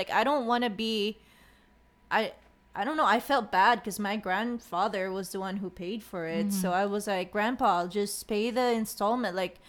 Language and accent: English; Bacolod, Negros Occidental, Philippines; Okay, I'm from La Salle, Bacolod.